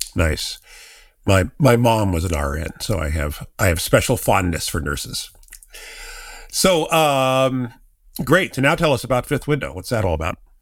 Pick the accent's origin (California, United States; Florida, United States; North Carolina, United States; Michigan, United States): California, United States; Silicon Valley; I've been in Silicon Valley my entire life